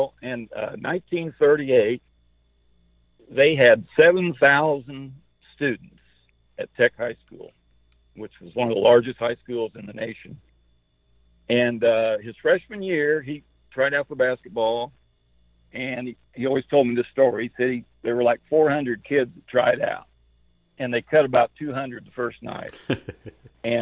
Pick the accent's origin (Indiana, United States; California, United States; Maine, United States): Indiana, United States; Indianapolis; also born or lived in Fort Wayne, Indiana; I was born in Indianapolis and went to grade school on the south side of Indianapolis at Calvary Lutheran grade school